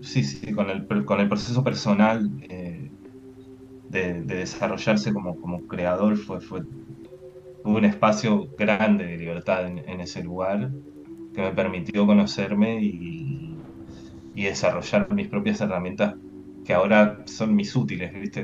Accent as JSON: {"language": "Spanish", "country": "Uruguay", "also_born_or_lived": "Lyon, France / Toulouse, France", "moved": "as an adult", "lives_now": "Barcelona, Spain", "said": "soy uruguayo"}